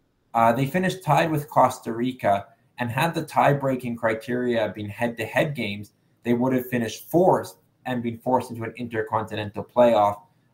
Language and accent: English; Canada; And as Canadian fans, with Canada being on the bubble, what it basically meant is FIFA you know, using rankings that we know have their flaws, they basically handpick teams into the final round